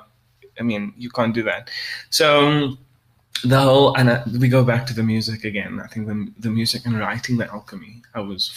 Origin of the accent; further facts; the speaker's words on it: South Africa; I'm a South African Creole